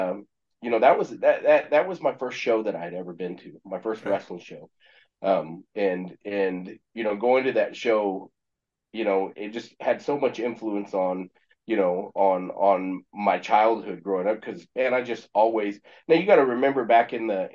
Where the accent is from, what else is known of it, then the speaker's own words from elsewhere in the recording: Exeter, California, United States; also born or lived in Cameron Creek, California / Visalia, California; now in Springfield, Missouri, United States; I'm born in California, you know, a little city called Exeter, California